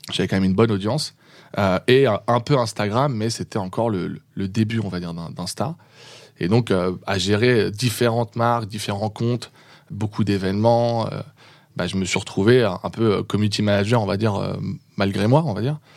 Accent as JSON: {"language": "French", "town": "Le Mans", "region": "Pays de la Loire", "country": "France", "said": "au Mans. et non"}